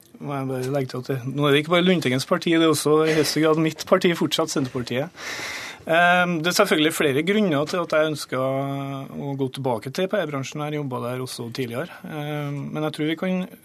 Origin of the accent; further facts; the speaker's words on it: Grong, Trøndelag, Norway; jeg satt i kommunestyret hjemme i Grong i Namdalen